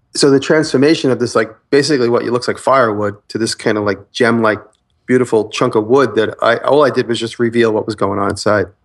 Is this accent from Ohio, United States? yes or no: no; Long Island, New York, United States; I'm from Long Island